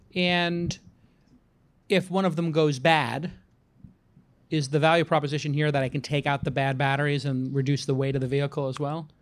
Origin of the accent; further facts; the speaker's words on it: United States; now in San Francisco, United States; I'm an American living in San Francisco